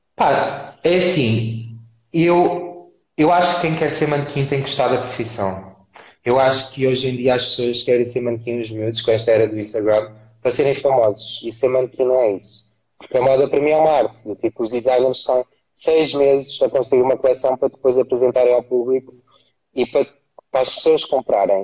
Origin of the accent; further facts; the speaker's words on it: Castelo Branco, Centro, Portugal; moved away; also born or lived in Lisbon; eu vivia em Castelo Branco, eu, não, eu nasci em Lisboa, mas eu fui adotado, e os meus tios levaram para Castelo Branco